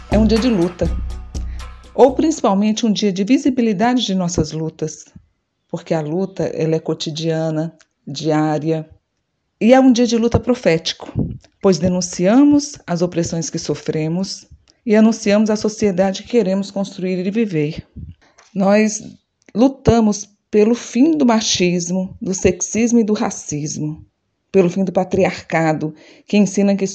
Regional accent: Fortaleza, Ceará, Brazil; mulher negra de Fortaleza, no Ceará.

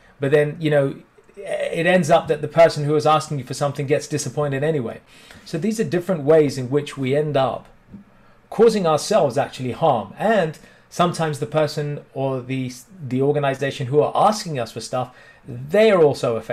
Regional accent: India; In Indian culture, especially, and being Indian

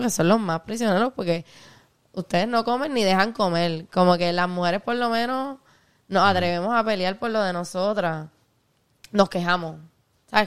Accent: Puerto Rico; born or raised there; also born or lived in Ponce

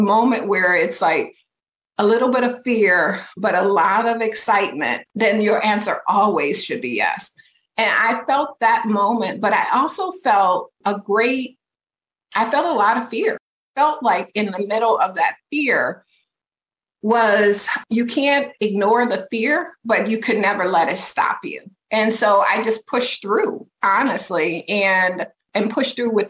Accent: Detroit, Michigan, United States; moved away as an adult; now in Minneapolis, United States; move from Detroit, which is my hometown

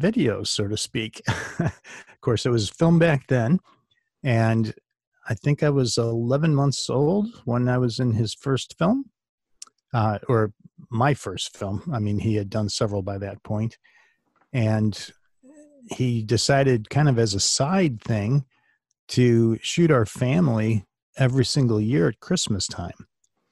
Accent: Glen Ellyn, Illinois, United States; also born or lived in Wisconsin; There's a suburb called Glen Ellen, and that's where I was born and raised.

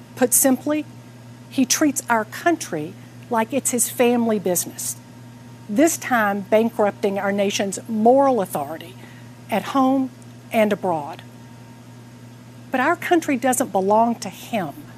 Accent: Atlanta, Georgia, United States; I'm here in my hometown of Atlanta

